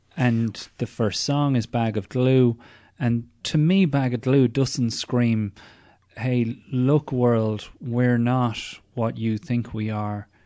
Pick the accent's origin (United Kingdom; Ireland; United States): Ireland; growing up in Ireland in the eighties and nineties